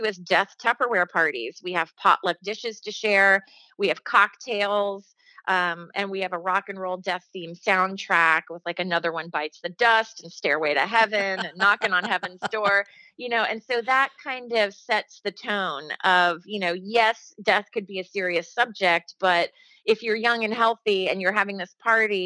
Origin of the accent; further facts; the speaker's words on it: Dayton, Ohio, United States; moved away; in Ohio, my hometown of Dayton